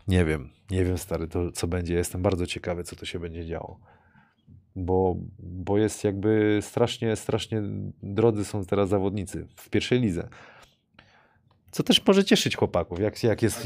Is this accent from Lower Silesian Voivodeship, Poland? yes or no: yes; Wrocław, Lower Silesian Voivodeship, Poland; jako tutaj rodowity wrocławianie